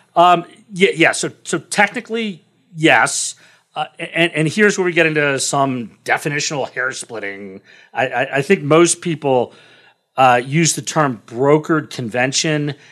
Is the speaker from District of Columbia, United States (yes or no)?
yes; Washington, District of Columbia, United States; I grew up in Washington, D C, very politically active family